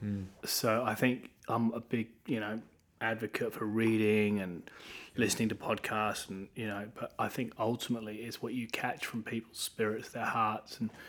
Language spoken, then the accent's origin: English; Norwich, East of England, United Kingdom; also born or lived in Cape Town; now in Norwich, United Kingdom; we were with Pastors Phil and Lucinda Dooley in Cape Town for 6 years. And I grew up in Norwich, but we really felt God tugging on our hearts to build and lead a church. And so we headed back to Norwich, which is where I grew up